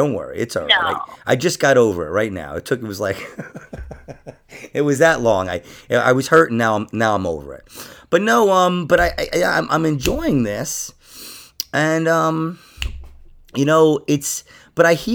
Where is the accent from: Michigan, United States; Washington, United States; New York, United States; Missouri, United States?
New York, United States; I'm from New York.